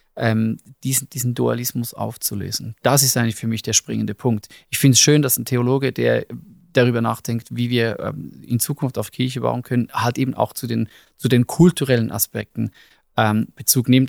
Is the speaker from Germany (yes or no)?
no; Switzerland; wir als Schweizer